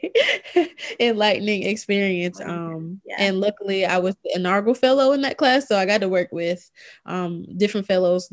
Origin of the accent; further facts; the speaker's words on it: Fairmont, North Carolina, United States; I'm originally from Robeson County. So Robeson County is like the poorest county in North Carolina. So City, Fairmont, small, very, very small city